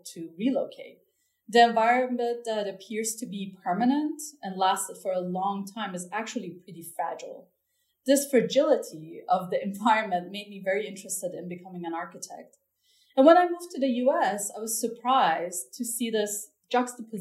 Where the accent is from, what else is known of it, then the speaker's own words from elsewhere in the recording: Tehran, Tehran Province, Iran; moved away; I grew up in Tehran, which is the capital city of Iran